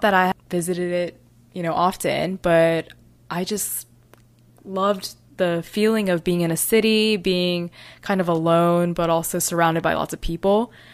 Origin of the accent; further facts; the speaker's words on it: Fayetteville, North Carolina, United States; moved away as an adult; also born or lived in Texas; now in New York City, United States; I was born in Texas, but I was raised in Fayetteville, North Carolina.